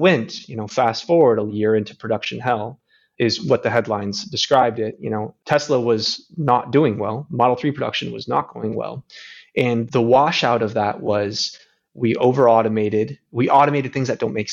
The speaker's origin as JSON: {"language": "English", "town": "Grand Rapids", "region": "Michigan", "country": "United States", "tie": "born or raised there", "said": "I grew up in Grand Rapids, Michigan"}